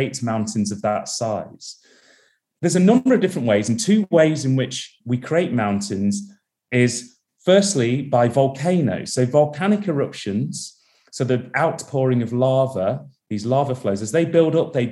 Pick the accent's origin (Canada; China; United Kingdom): United Kingdom; Derby, East Midlands; now in Manchester, United Kingdom; I was born and raised in Derby in the UK. I now live just outside of Manchester